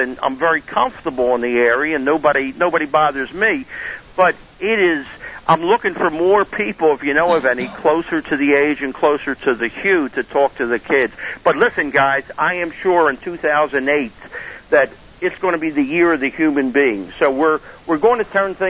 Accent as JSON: {"language": "English", "town": "Philadelphia", "region": "Pennsylvania", "country": "United States", "tie": "born or raised there", "also_born_or_lived": "Plymouth Meeting, Pennsylvania", "said": "I grew up in North Philadelphia"}